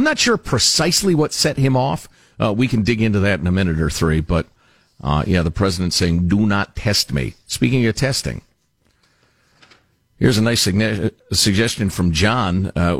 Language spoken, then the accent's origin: English; Massachusetts, United States; now in Florida, United States; Guys, … from Florida here. Originally, I am from Massachusetts.